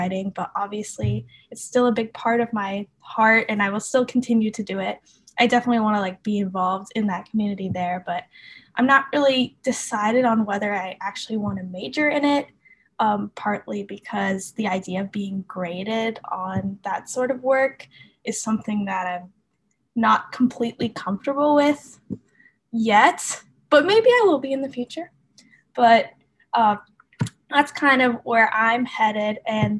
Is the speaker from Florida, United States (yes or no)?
yes; Orlando, Florida, United States; I'm from Orlando, Florida, and I'm just recently graduated high school.